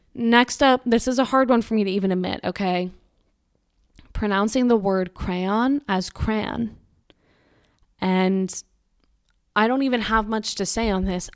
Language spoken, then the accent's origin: English; Massachusetts, United States; I'm from Massachusetts